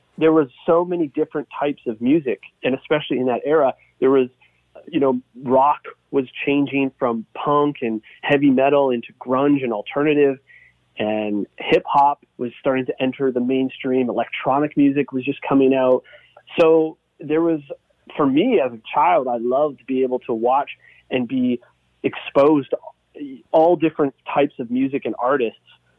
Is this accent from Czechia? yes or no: no; Hamilton, Ontario, Canada; Growing up in Hamilton, two older sisters